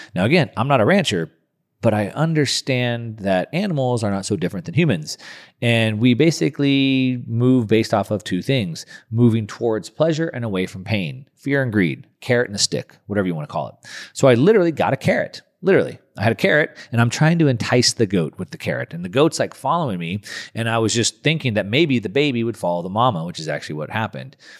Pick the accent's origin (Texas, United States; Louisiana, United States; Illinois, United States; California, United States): California, United States; Southern; I grew up in Southern California